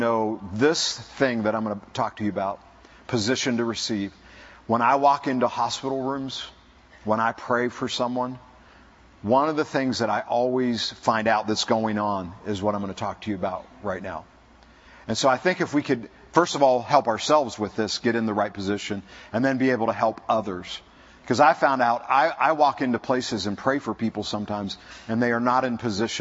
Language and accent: English; Ohio, United States; I'm from Ohio